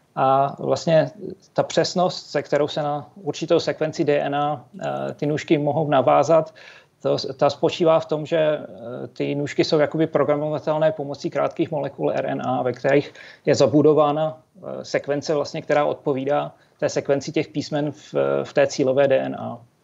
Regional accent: Třinec, Moravian-Silesian Region, Czechia; Já, já jsem se narodil a vyrostl v Třinci, což je nedaleko polských hranic

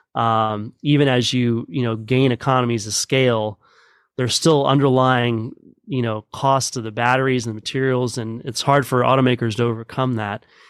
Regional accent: Midland, Texas, United States; grew up in Midland

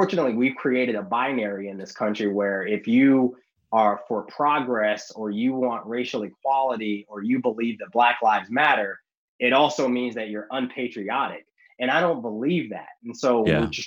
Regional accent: the South, United States; I was raised in the South

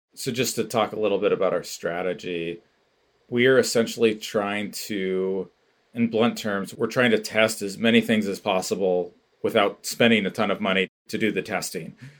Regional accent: Bay Area, California, United States; moved away as an adult; also born or lived in San Francisco; now in Bend, United States; I now live in Bend, Oregon, but I grew up in the Bay Area and previously lived in San Francisco for many years

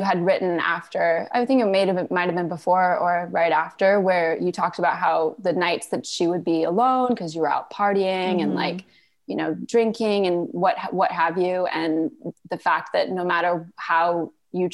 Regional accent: Malaysia; moved away; also born or lived in Canada; So I was born in Canada. We moved to Malaysia when I was 4 years old.

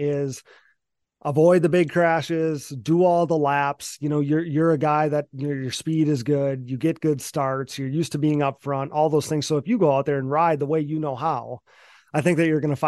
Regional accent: Wisconsin, United States; I'm from Wisconsin, so I'm way up north

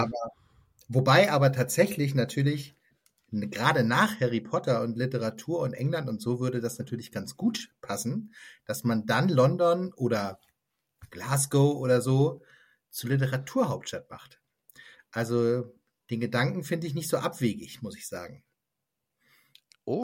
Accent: Lübeck, Schleswig-Holstein, Germany; moved away as an adult; now in Southern Brandenburg, Germany; ich komme aus einer Stadt, ich komme aus Lübeck

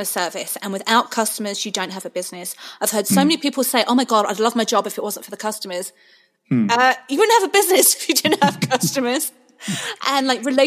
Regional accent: England, United Kingdom; moved away; that's my heritage. I'm from England.

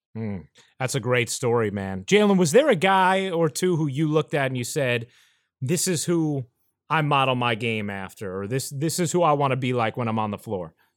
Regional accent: New York, United States; I grew up in New York

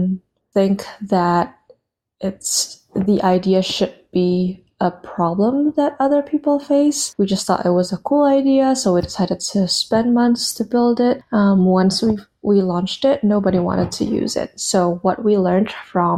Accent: Indonesia; born or raised there; moved away as an adult; also born or lived in United States

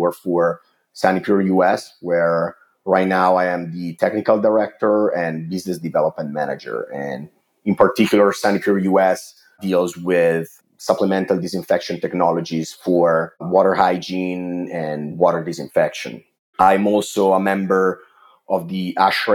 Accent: Italy; English is a second language; moved away; I'm originally from Italy. You can probably tell from my accent

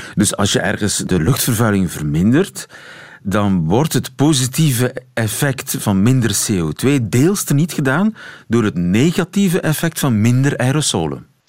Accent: Belgium; zijn wij Belgen

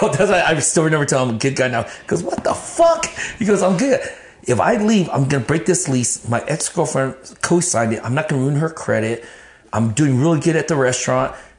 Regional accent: Texas, United States; also born or lived in Grand Prairie, Texas / Dallas, Texas; I'm from Texas

